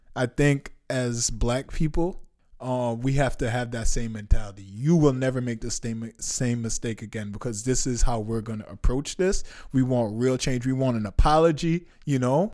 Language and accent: English; Jamaica; moved away; I'm Jamaican. I haven't been back to Jamaica in a while